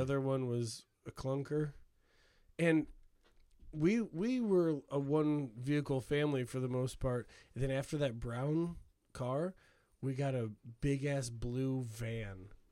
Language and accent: English; Hammond, United States; I grew up in Hammond